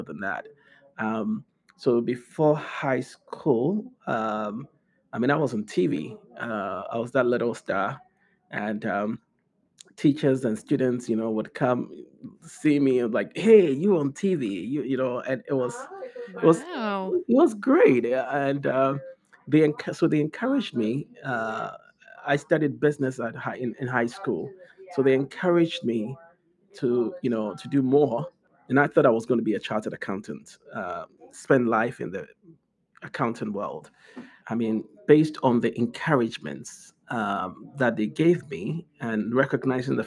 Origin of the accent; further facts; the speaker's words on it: Accra, Greater Accra, Ghana; moved away; I'm actually from Accra, Ghana